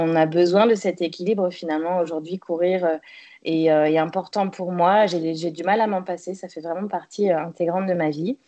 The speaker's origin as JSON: {"language": "French", "town": "Le Mans", "region": "Pays de la Loire", "country": "France", "tie": "born or raised there", "also_born_or_lived": "Toulouse / south of France", "moved": "as an adult", "said": "je suis née en Sarthe, au Mans. J'ai donc euh, commencé euh, mes études jusqu'à jusqu'à mes 18 ans, jusqu'au bac"}